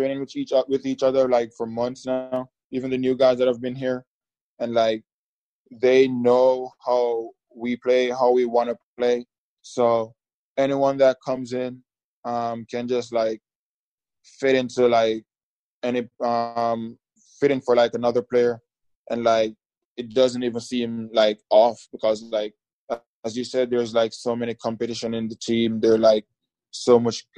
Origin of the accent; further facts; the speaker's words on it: Jamaica; moved away as an adult; now in United States; back home in Jamaica